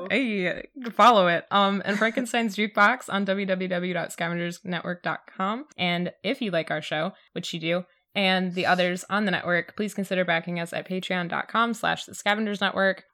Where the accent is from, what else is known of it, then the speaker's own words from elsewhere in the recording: Michigan, United States; I'm from Michigan